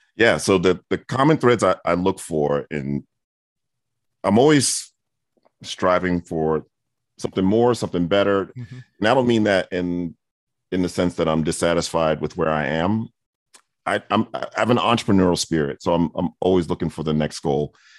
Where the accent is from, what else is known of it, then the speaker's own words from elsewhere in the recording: New York City, New York, United States; now in Atlanta, United States; I grew up in Brooklyn and Queens